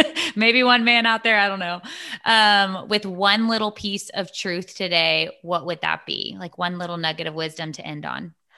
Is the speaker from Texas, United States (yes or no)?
yes; Texas, United States; I'm from Texas